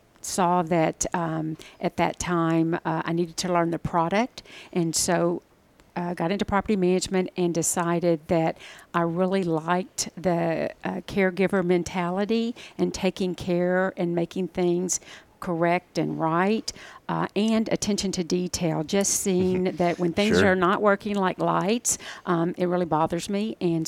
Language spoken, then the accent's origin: English; Port Neches Groves, Texas, United States; now in Houston, United States; So, I was born and raised in Port Neches Groves, Texas, and got to Houston as soon as I could from the small town.